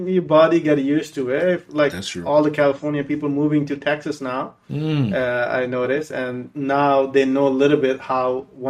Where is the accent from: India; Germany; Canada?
India; English is a second language; now in Sacramento, United States; I'm from Sacramento, and I went to school here and a little college, some college, you can say that.